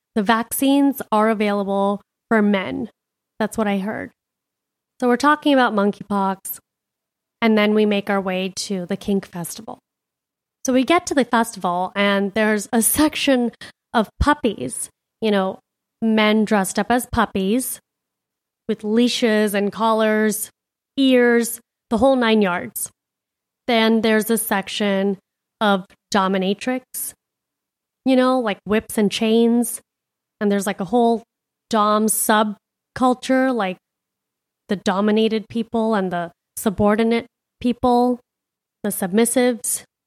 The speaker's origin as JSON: {"language": "English", "town": "Miami", "region": "Florida", "country": "United States", "moved": "yes", "lives_now": "Scottsdale, United States", "said": "I'm a city girl. I'm from Miami."}